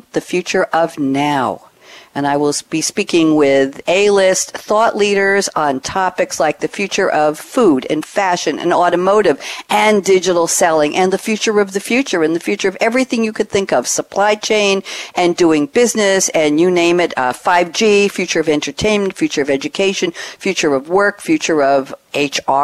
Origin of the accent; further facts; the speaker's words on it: New York, United States; now in Durham, North Carolina, United States; I come from New York